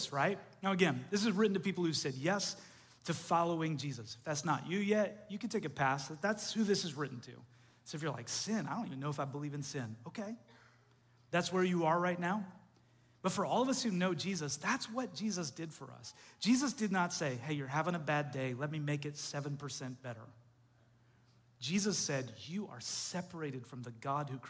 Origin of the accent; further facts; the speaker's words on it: Canada; moved away; I grew up in Canada